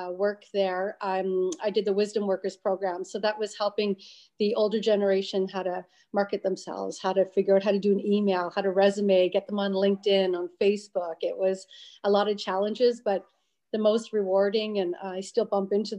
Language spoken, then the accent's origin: English; French River, Ontario, Canada; moved away as an adult; now in Pembroke, Canada; my family's from French River, so a little tourist town on the banks, obviously, of close to Georgian Bay and French River area. 500 people all winter, 5,000 American tourists all summer long. So brought up in a family business